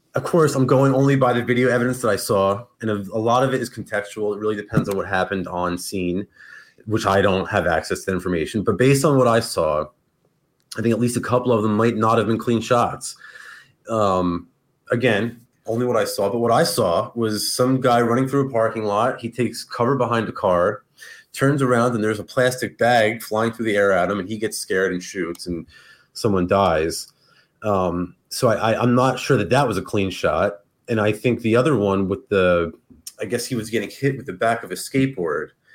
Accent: New Jersey, United States; I grew up in like in North Jersey

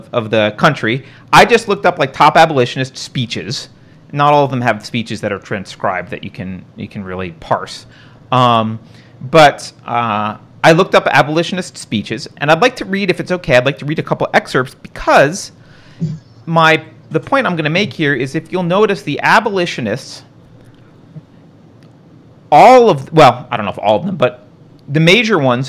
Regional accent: New York, United States; I grew up in New York

